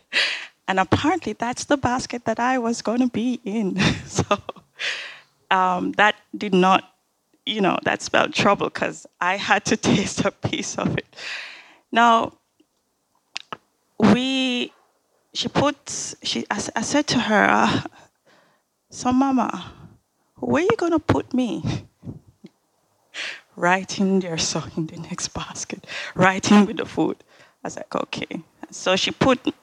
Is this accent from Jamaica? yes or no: yes; Jamaica; growing up in Jamaica